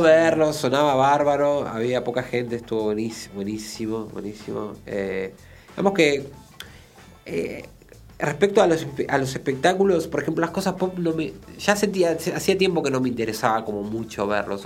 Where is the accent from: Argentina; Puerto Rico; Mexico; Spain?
Argentina; Buenos Aires; born or raised there